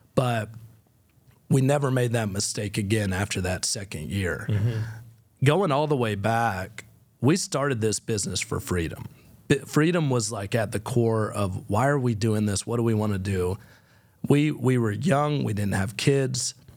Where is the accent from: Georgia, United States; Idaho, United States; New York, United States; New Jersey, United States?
Georgia, United States; Fort Valley; now in Nashville, United States; what I grew up with in Fort Valley, Georgia